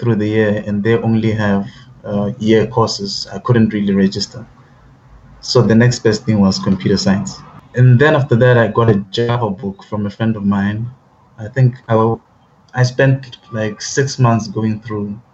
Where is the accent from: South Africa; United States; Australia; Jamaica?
South Africa; growing up in South Africa was like probably growing up anywhere else